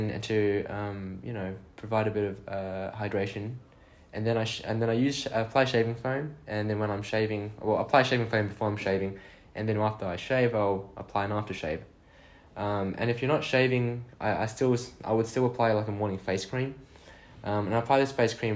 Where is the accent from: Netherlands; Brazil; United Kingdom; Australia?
Australia; now in Ireland; So I'm from Oz, in case you couldn't tell from my accent